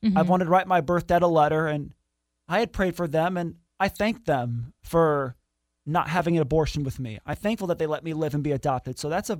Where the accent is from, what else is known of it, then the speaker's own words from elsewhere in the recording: Kansas City, Missouri, United States; born there; also born or lived in Grand Rapids, Michigan; Okay, so I was born in Kansas City, Missouri in October 1997, mm-hmm.